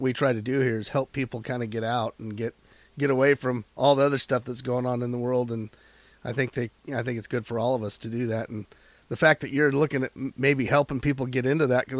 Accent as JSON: {"language": "English", "town": "Chiloquin", "region": "Oregon", "country": "United States", "tie": "born or raised there", "said": "I grew up in Chiloquin, which is just on the eastern edge of the Cascades and here in Oregon."}